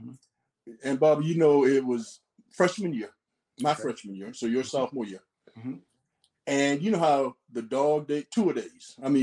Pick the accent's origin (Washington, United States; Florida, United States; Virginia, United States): Florida, United States; Gainesville; I'm from Gainesville, as you said, and born and raised.